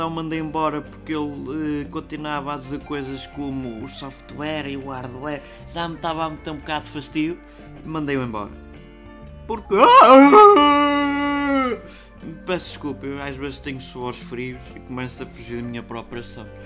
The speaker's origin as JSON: {"language": "Portuguese", "region": "Norte", "country": "Portugal", "said": "eu sou lá do Minho e eu gosto de andar à batatada"}